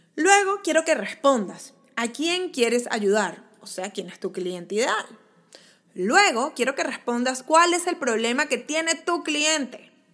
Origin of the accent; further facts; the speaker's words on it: Venezuela; como en venezolano decimos chuleta